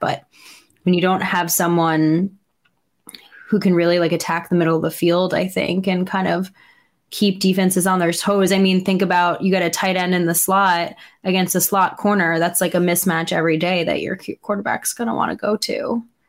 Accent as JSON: {"language": "English", "region": "New York", "country": "United States", "said": "as a New Yorker"}